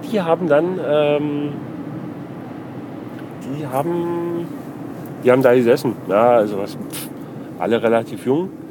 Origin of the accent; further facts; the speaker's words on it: Freising, Bavaria, Germany; Und dann hat er mich gefragt, wo ich herkomme. Da sage ich, aus Freising.